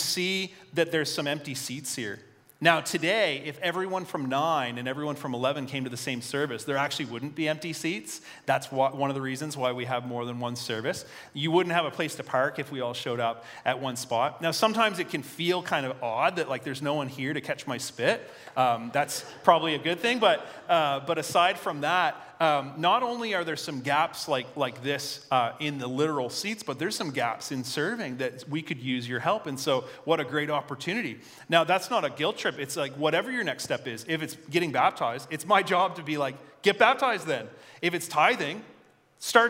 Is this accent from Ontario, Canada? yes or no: no; Fredericton, New Brunswick, Canada; also born or lived in Devon, Fredericton / Marysville, Fredericton; I'm a Northsider at heart. I grew up here, but I don't live there anymore. But I work on the north side.